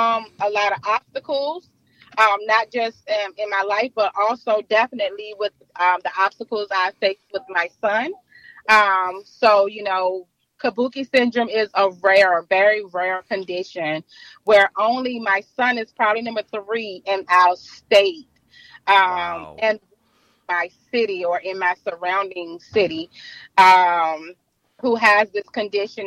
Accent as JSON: {"language": "English", "town": "Richmond", "region": "Virginia", "country": "United States", "said": "I'm from Richmond, Virginia"}